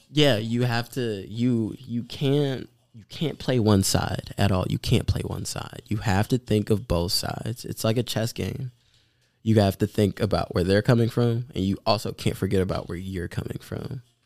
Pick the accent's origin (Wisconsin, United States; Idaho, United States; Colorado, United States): Wisconsin, United States; Milwaukee; growing up in Milwaukee for, like, you know, most of my life